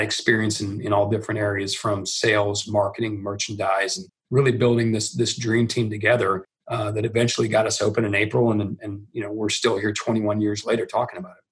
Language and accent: English; Nebraska, United States; moved away as an adult; also born or lived in Santa Monica, California; we're from Nebraska